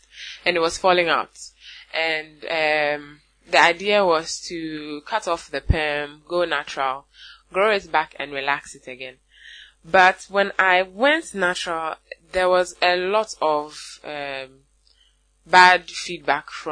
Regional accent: Ghana; I am a Ghanaian woman, and I make natural bath and body products for African women

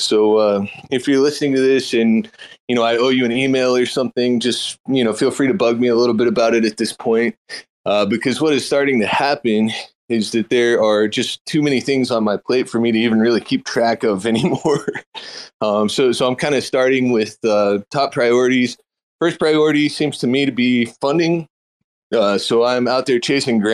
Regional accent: Texas, United States; as a Texan

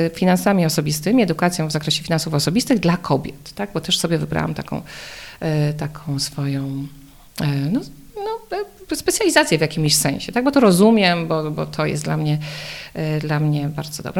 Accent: Podkarpacie, Subcarpathian Voivodeship, Poland; moved away as an adult; now in Warsaw, Poland; Mieszkam w Warszawie, chociaż pochodzę z Podkarpacia

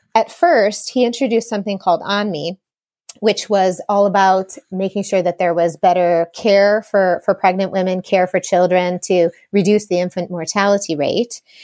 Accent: Chicago, Illinois, United States; I grew up in Chicago

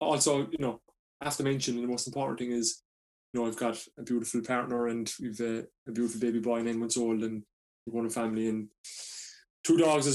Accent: Cork, Munster, Ireland; first language English; County Cork in Ireland, and born and raised here.

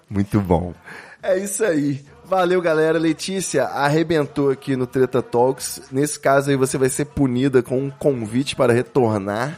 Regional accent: Rio de Janeiro, Brazil; Eu também sou carioca.

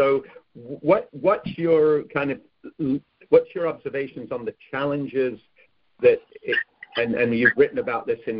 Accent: Cheshire, North West England, United Kingdom; moved away; Cheshire, where I grew up

